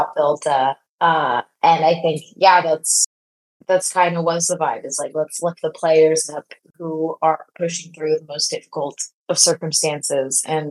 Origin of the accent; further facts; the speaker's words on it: Bay Area, California, United States; I grew up in the Bay Area